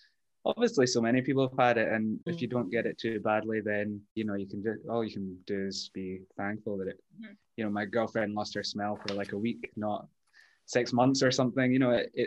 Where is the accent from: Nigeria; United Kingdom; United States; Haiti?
United Kingdom; Glasgow, Scotland; also born or lived in Edinburgh; now in Bucharest, Romania; I was born in Edinburgh. I lived there for 2 weeks and then we moved to Glasgow.